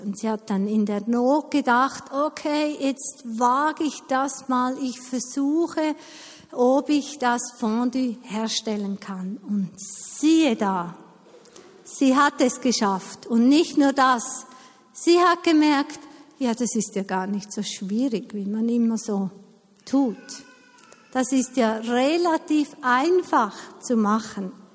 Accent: Eastern Switzerland, Switzerland; ich bin in der Ostschweiz aufgewachsen

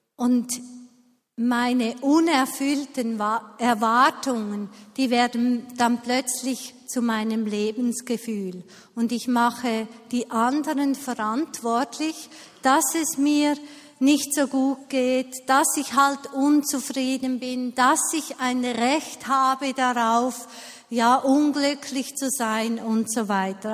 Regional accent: Switzerland; bei uns in der Schweiz

